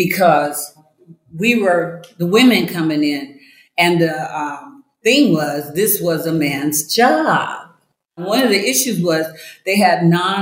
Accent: Iowa, United States; moved away as an adult; also born or lived in Colorado; I grew up in Iowa.

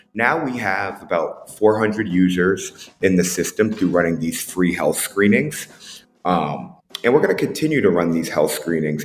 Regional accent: Boston, Massachusetts, United States; also born or lived in Tampa Bay; now in Las Vegas, United States; growing up in Boston

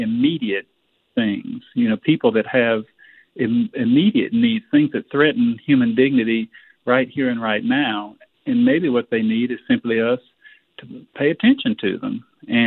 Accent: United States; As an American

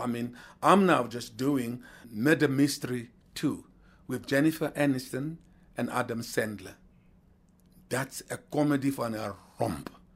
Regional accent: South Africa; Being a South African

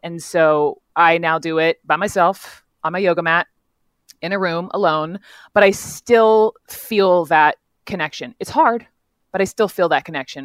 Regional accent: the South, United States; growing up in the South, raised by lovely parents

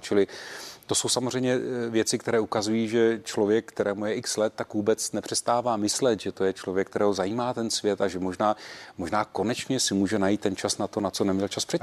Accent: Czechia; jako Češi

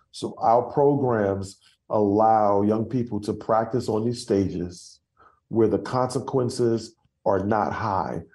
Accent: New York City, New York, United States; accent: Brooklyn; moved away as an adult; now in Dallas, United States; I'm from Brooklyn

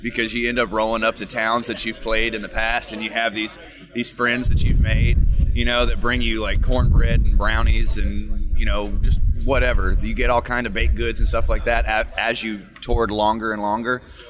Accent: South Florida, United States; now in Kentucky, United States; I'm actually originally from South Florida.

